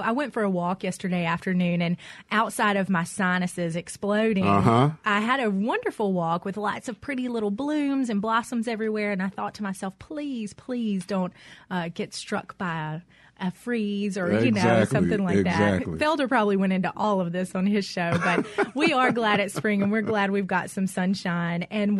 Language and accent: English; Mississippi, United States; Growing up in Mississippi, we didn't really take vacations.